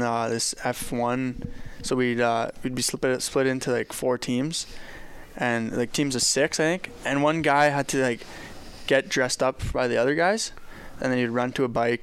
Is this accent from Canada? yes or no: yes; LaGalle, Alberta, Canada; my hometown, LaGalle